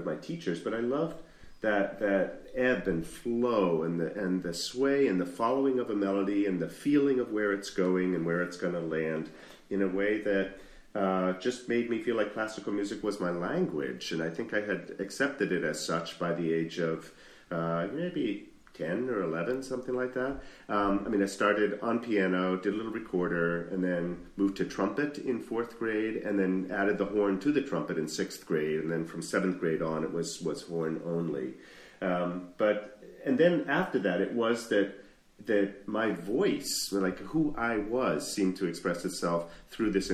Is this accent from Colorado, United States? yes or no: no; Sudbury, Massachusetts, United States; moved away as an adult; also born or lived in Boston, Massachusetts; I was born in Boston Lying-In Hospital, in Boston proper. It's a hospital that doesn't exist anymore. I apparently broke the mold. And then moved out to Sudbury, Massachusetts, where I spent my whole formative years